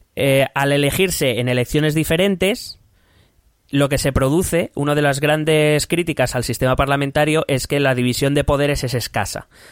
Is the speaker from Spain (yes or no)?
yes; Spain